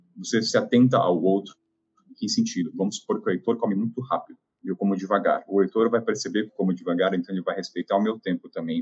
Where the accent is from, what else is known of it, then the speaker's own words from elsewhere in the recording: Taubaté, São Paulo, Brazil; Eu sou de Taubaté